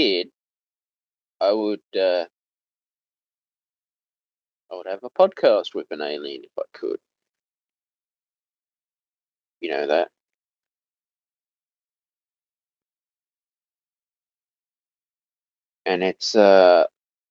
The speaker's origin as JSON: {"language": "English", "country": "Australia", "said": "being an Australian citizen"}